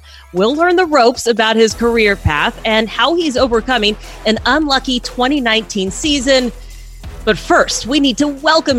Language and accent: English; Texas, United States; I grew up in Texas as well